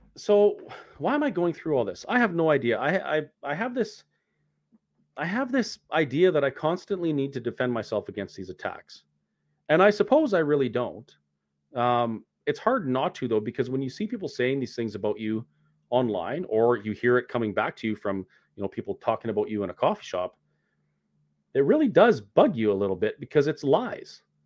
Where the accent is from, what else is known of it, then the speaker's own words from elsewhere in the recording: Canada; protesting as a Canadian citizen who has the right to protest and peacefully assemble